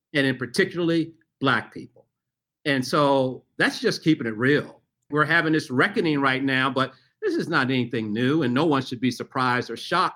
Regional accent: Memphis, Tennessee, United States; I grew up in Memphis, Tennessee

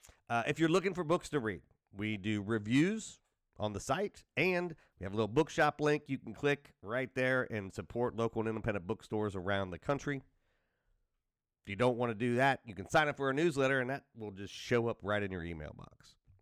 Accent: United States; I am an American and I'm like, you know, the rest of the country, more or less.

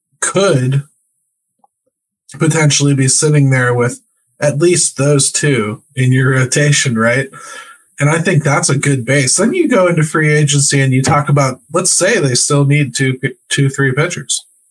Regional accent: Pittsburgh, Pennsylvania, United States; We're from Pittsburgh. We travel south, my friend.

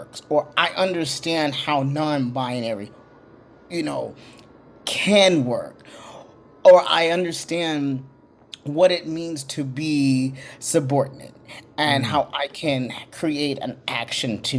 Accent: Little Rock, Arkansas, United States; moved away as an adult; now in Los Angeles, United States; my mama's from Little Rock, Arkansas. So she birthed me in Little Rock, Arkansas, and I was there for a while.

